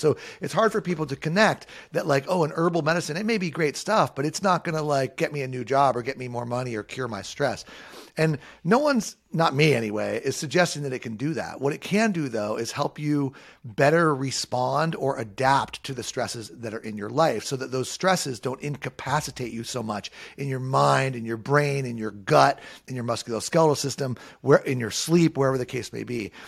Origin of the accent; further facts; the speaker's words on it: Southern California, United States; I grew up in Southern California, a surfer and a skater